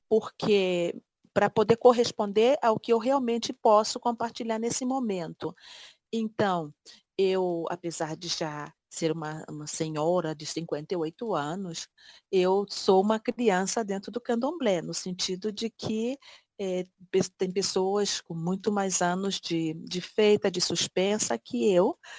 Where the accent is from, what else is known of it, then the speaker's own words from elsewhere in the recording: Brazil; moved away; fora do meu país, fora do Brasil